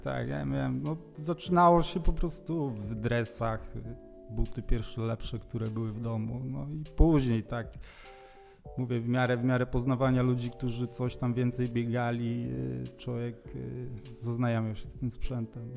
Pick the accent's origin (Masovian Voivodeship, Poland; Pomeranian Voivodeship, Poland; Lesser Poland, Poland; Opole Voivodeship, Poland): Opole Voivodeship, Poland; Jestem biegaczem z Opolszczyzny, nie tutaj z rejonu Wrocławia, z południa Opolszczyzny